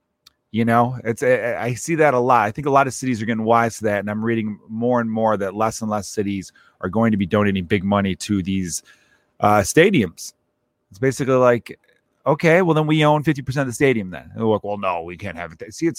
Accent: Chicago, Illinois, United States; also born or lived in Los Angeles; Now, I grew up in Chicago my whole life, but for 3 years. I lived in Los Angeles, 2014 and 2017.

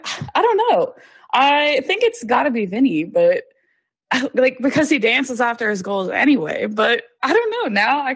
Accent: Pittsburgh, Pennsylvania, United States; I'm from Pittsburgh

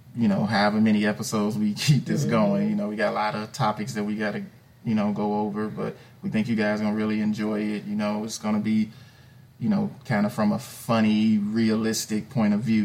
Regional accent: Chicago, Illinois, United States; born or raised there; moved away as an adult

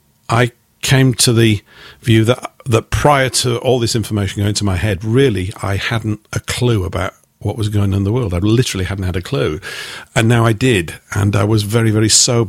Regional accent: Yorkshire and the Humber, United Kingdom; I was raised in the northern part of England, in Yorkshire

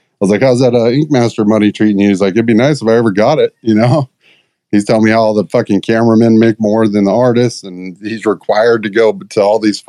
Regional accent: Las Vegas, Nevada, United States; moved away as an adult; I was born and raised down in Las Vegas. I've only been here about 10 years

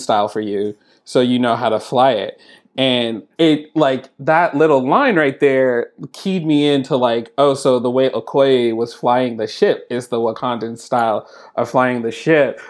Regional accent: Oakland, California, United States; also born or lived in San Francisco; I was born in San Francisco and there was a lot of time I spent in Oakland.

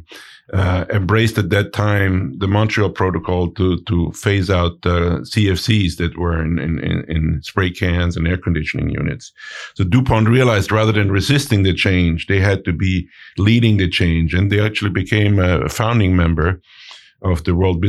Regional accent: Innsbruck, Tyrol, Austria; moved away; So both my wife and I, we hail from Innsbruck in Austria. So we grew up in the middle of the Austrian Alps

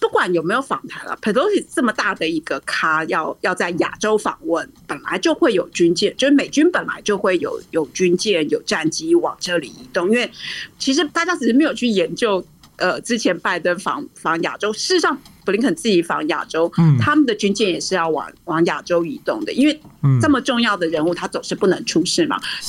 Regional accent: Taiwan; moved away as an adult; now in Washington, D.C., United States; 身为台湾人的我

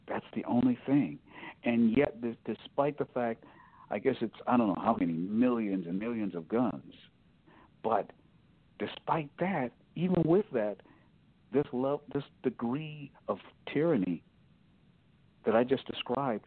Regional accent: Ohio, United States; now in Michigan, United States; my home state, you go across the border, and I thought, you know, we have a rhino governor in Ohio

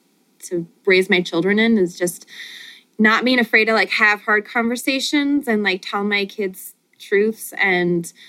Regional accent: Montana, United States; moved away as an adult; now in Michigan, United States; I'm from Montana

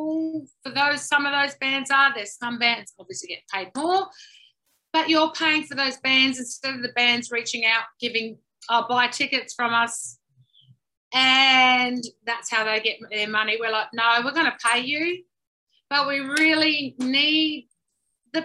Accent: Adelaide, South Australia, Australia; moved away; I'm originally from Adelaide a long time ago, which I fled many, many, many times.

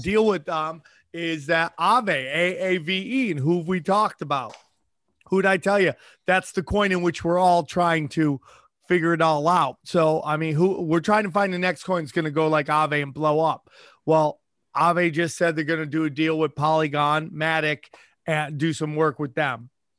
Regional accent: United States; Dude, I'm an American, bro.

